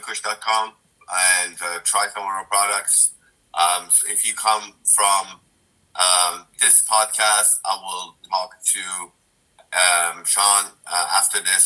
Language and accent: English; Dubai, United Arab Emirates; I grew up in Dubai